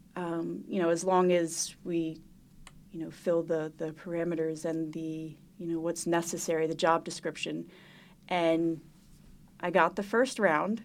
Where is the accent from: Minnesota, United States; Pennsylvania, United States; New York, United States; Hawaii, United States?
Pennsylvania, United States; Montgomery County; I grew up in Montgomery County